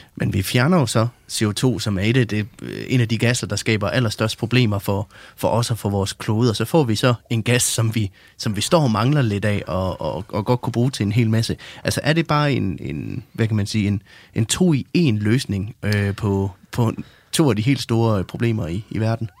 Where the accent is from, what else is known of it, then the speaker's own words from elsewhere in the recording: West Jutland, Central Denmark Region, Denmark; jeg kommer selv fra Vestjylland